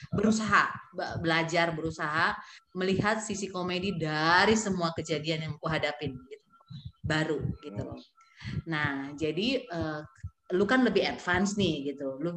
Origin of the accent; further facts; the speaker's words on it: Pematang Siantar, North Sumatra, Indonesia; ketua kelasku waktu aku SMP di kota kelahiranku Pematang Siantar.